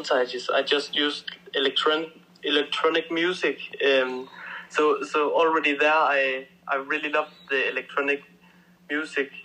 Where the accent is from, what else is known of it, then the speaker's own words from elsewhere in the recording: Denmark; I come from Denmark